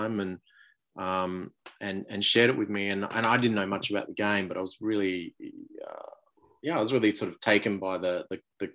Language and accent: English; Australia; being an Australian